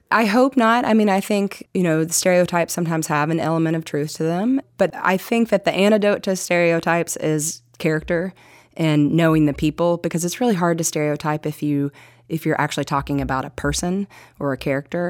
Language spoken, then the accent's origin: English; Kingsport, Tennessee, United States; we moved into a little bit even more east into Kingsport